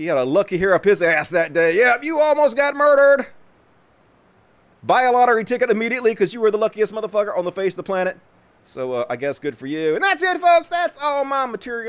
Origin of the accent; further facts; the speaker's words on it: Mississippi, United States; Big news in my home state, proud to be a Mississippian